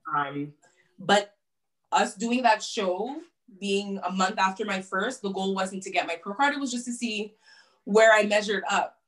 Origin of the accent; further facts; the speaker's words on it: Montreal, Quebec, Canada; my hometown.